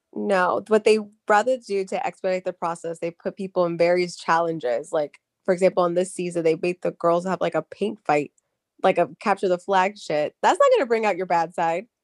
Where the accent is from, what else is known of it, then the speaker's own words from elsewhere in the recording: Charlotte, North Carolina, United States; my hometown